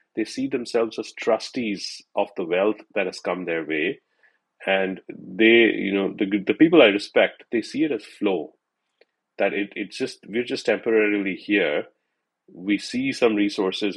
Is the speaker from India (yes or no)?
yes; India; growing up in India